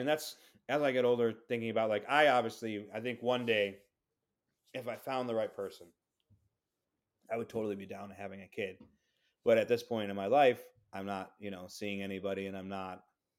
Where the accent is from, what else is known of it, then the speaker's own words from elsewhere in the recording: Brazil; I'm being from Brazil